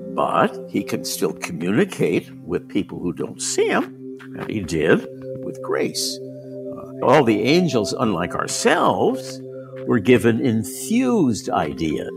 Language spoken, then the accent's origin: English; San Francisco, California, United States; moved away as an adult; also born or lived in Rome; born and raised in San Francisco